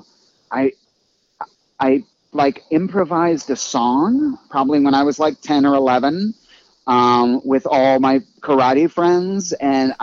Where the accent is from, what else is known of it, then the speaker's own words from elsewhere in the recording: Northern Virginia, United States; moved away as an adult; now in Los Angeles, United States; I grew up in Northern Virginia, so very familiar with the East Coast.